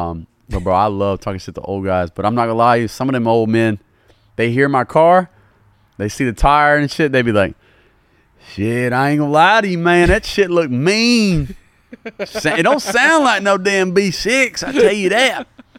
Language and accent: English; Louisiana, United States; I'm a normal guy, bro. I'm from the South, from Louisiana.